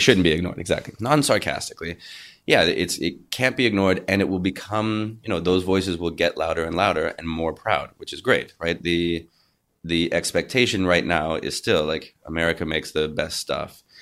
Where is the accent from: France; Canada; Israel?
Canada; a Canadian actor